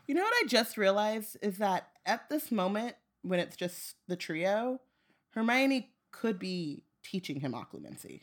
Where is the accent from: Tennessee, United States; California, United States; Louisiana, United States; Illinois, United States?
California, United States; Southern; I grew up in Southern California